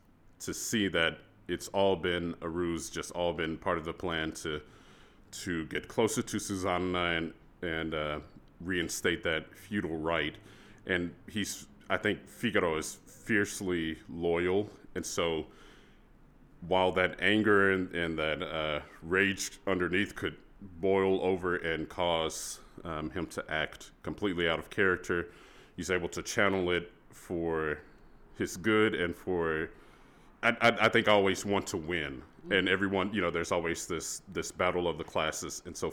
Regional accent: Texas, United States; So I grew up in Texas, and so the all-state choir process once you reach high school is very competitive

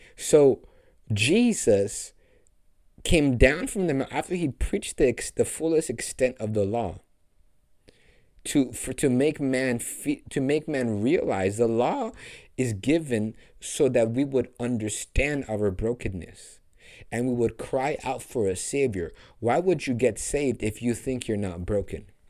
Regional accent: Los Angeles, California, United States; Hollywood, which is my hometown, the land that I'm called

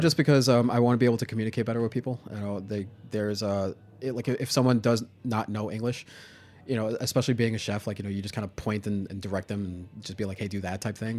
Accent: New York City, New York, United States; I grew up in Staten Island

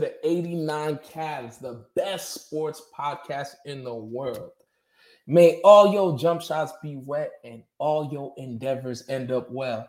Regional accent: New York, United States; I'm from New York.

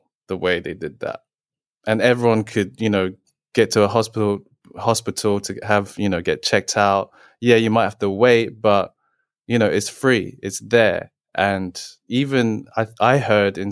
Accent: England, United Kingdom; I was born and raised in England.

